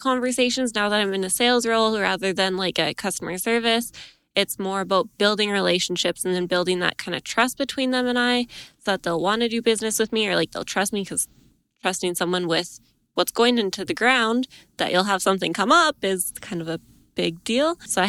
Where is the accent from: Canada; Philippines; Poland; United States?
Canada; Edmonton, Alberta; now in Camrose, Canada; I'm from Edmonton originally. Now I live in Camrose, Alberta